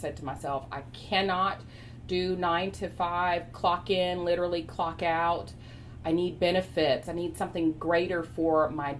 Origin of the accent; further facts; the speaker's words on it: Chapel Hill, North Carolina, United States; also born or lived in Raleigh, North Carolina; I grew up, was born in Raleigh, stayed in Raleigh for just a little smidge period of time, moved to Chapel Hill, was raised in Chapel Hill, north side part of Chapel Hill, which was predominantly African American.